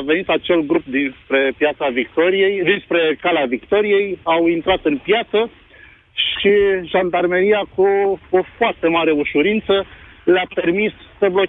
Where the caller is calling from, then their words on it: Brăila, Brăila County, Romania; vă sunt din Brăila.